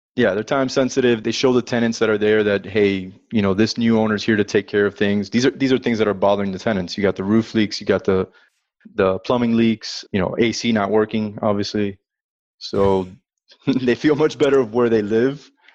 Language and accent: English; Miami, Florida, United States; moved away as an adult; now in Dallas, United States; I'm originally from Miami